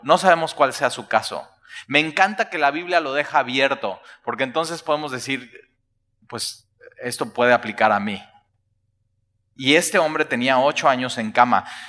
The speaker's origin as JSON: {"language": "Spanish", "country": "Mexico", "said": "nosotros como mexicanos"}